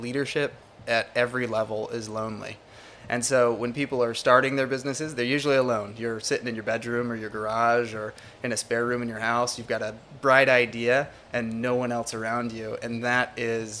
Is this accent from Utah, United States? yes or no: yes; Utah, United States; moved away as an adult; now in Orlando, United States; Utah, yep, born and raised in Utah